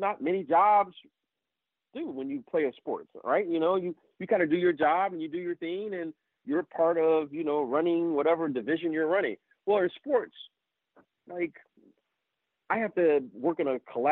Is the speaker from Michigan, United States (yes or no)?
yes; Detroit, Michigan, United States; I grew up in Detroit